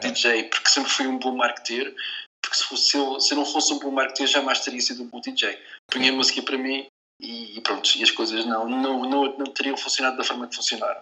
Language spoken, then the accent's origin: Portuguese; Portugal; nós somos portugueses